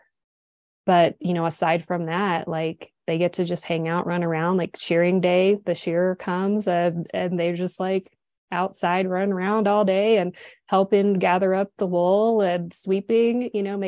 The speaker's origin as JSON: {"language": "English", "country": "United States", "also_born_or_lived": "Switzerland / Dubai", "lives_now": "Montana, United States", "said": "I am like as American as they get. I'm Irish, Scottish, American, Indian, English"}